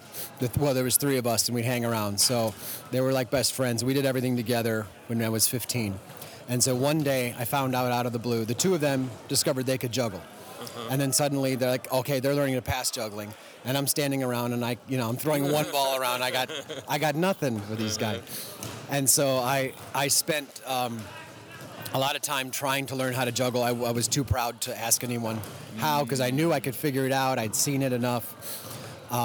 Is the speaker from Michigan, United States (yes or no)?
yes; Detroit, Michigan, United States; also born or lived in Ohio; now in Austin, United States; No, I've been all over, but Detroit, and I was an Ohio juggler mostly, and then moved to Texas in like 98.